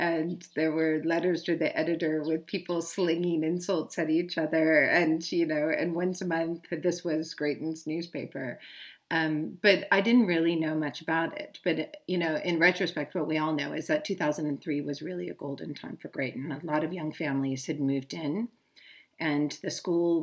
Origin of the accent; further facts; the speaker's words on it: Thousand Oaks, California, United States; moved away as an adult; also born or lived in Inglewood, California; now in South Africa; I was born in 1971 in Inglewood, California. I was raised basically just north of Los Angeles in a community called Thousand Oaks